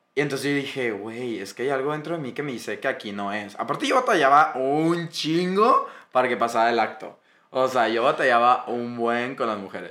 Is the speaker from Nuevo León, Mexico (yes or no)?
yes; Monterrey, Nuevo León, Mexico; somos regios